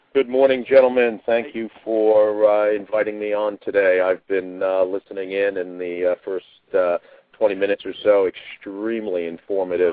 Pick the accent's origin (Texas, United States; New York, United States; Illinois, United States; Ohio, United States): New York, United States; New York area, United States; I'm of Italian heritage, and so certainly growing up in the New York area